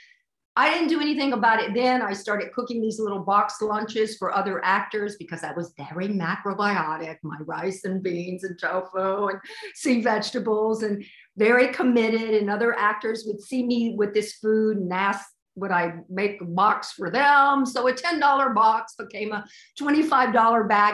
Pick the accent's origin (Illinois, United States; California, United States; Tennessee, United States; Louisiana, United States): Tennessee, United States; Memphis; moved away as an adult; also born or lived in Houston, Texas / New York City; I grew up in Memphis, Tennessee